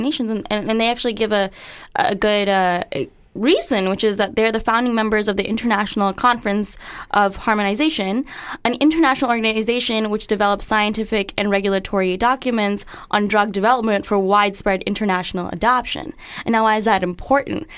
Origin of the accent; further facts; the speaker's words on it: United States; I, I'm an American citizen. Uh, I plan to live here my entire life